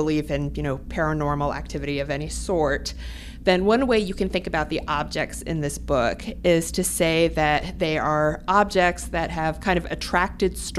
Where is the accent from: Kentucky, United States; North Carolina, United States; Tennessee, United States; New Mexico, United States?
Kentucky, United States; Louisville; moved away; my hometown of Louisville, Kentucky.